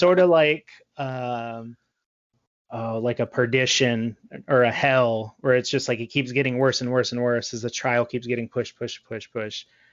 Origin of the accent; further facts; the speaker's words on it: Texas, United States; I'm from Texas. We don't have seasons.